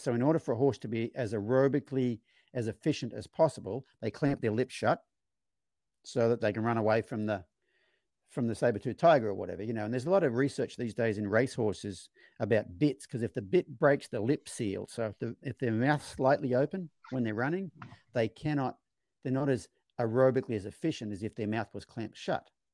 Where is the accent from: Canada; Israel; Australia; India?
Australia; growing up in Australia in my generation